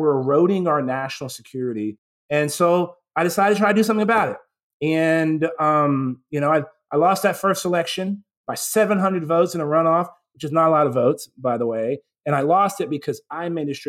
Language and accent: English; San Antonio, Texas, United States; I grew up in San Antonio, Texas, and I had never been outside of Texas